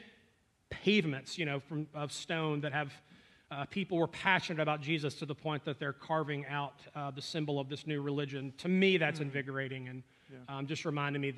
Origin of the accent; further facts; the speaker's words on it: North Alabama, United States; grew up in North Alabama.